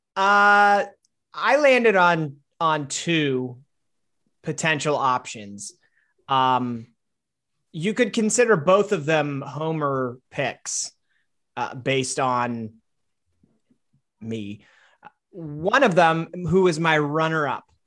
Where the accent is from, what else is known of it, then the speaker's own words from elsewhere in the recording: Wisconsin, United States; my home state of Wisconsin